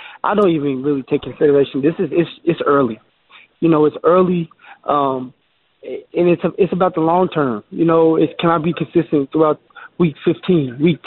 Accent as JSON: {"language": "English", "region": "Colorado", "country": "United States", "tie": "born or raised there", "said": "here at my home state"}